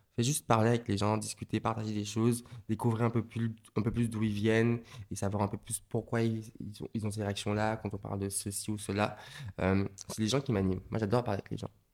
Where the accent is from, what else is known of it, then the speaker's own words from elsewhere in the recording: Martinique; moved away; j'ai grandi en Martinique